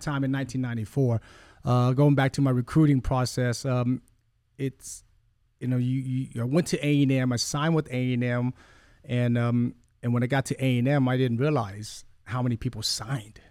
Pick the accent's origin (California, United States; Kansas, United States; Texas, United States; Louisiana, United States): Texas, United States; Rockport; English is a second language; also born or lived in Vietnam / Kalamazoo, Michigan / Gulf Coast, Mississippi; We settled in Rockport for the last forty-eight years.